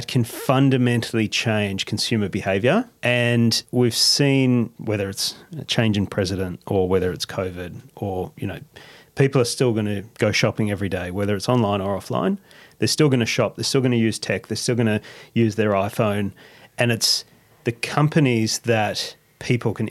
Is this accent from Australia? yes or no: yes; Australia; we're Aussie